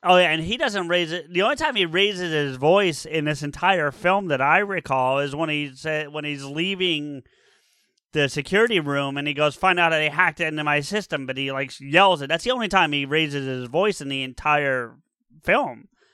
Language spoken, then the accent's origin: English; New Jersey, United States; born and raised in Jersey